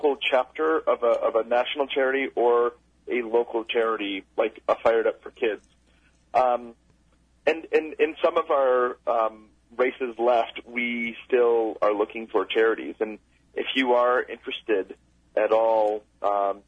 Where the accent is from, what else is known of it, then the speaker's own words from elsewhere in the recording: Rochester, New York, United States; my hometown of Rochester, New York